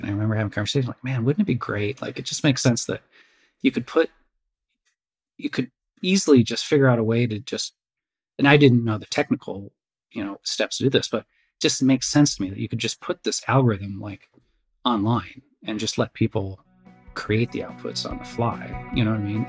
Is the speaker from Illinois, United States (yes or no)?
yes; Crystal Lake, Illinois, United States; I grew up uh, suburbs of Chicago, uh, Crystal Lake, uh, Illinois. Um, lived there just my entire childhood